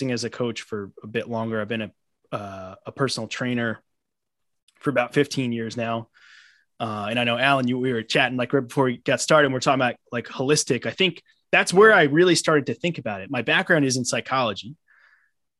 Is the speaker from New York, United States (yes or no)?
yes; Long Island, New York, United States; also born or lived in Brooklyn, New York; I'm born and raised in New York. I currently live in Brooklyn. I grew up on Long Island.